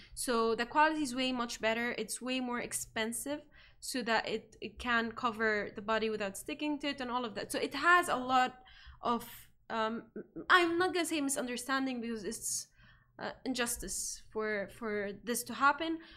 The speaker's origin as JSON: {"language": "English", "country": "Egypt", "moved": "yes", "lives_now": "Dubai, United Arab Emirates", "said": "in my home country, which is like Egypt"}